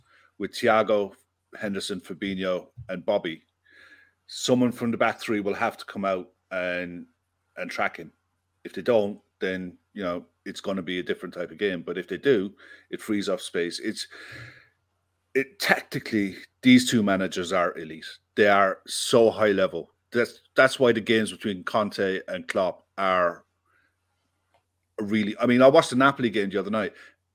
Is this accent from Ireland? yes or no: yes; Ireland; also born or lived in Bristol; I live in Ireland, I'm from Ireland